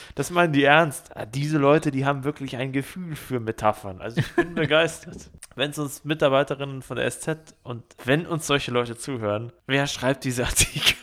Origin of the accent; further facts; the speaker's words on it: Ismaning, Bavaria, Germany; da, wo ich aufgewachsen bin in Ismaning